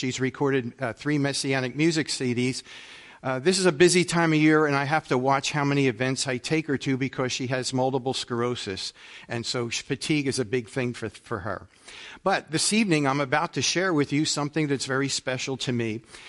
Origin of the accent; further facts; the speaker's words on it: Philadelphia, Pennsylvania, United States; I'm from Philly.